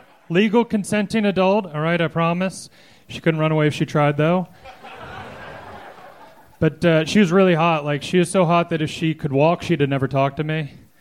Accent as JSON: {"language": "English", "region": "Pennsylvania", "country": "United States"}